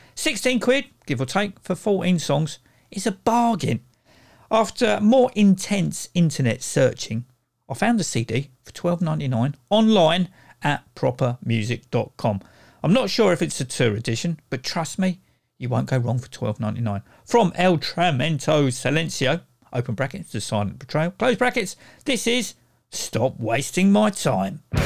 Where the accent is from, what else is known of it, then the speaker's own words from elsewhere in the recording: Croydon, London, United Kingdom; Growing up in Croydon during the 70s and 80s